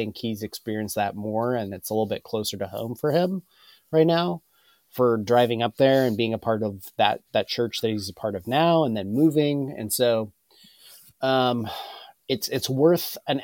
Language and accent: English; Ellensburg, Washington, United States; I grew up in Ellensburg